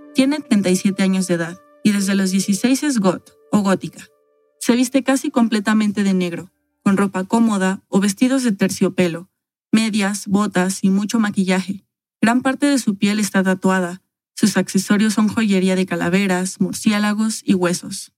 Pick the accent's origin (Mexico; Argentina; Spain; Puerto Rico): Mexico